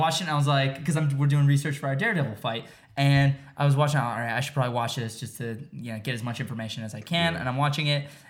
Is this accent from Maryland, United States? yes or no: no; Arlington, Virginia, United States; I was born in Arlington, Virginia, right outside DC.